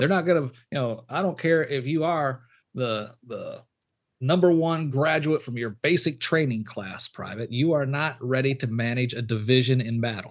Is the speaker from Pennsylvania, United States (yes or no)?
no; Michigan, United States; moved away; also born or lived in Louisiana / Texas; where I grew up, up, up in Yep, Michigan.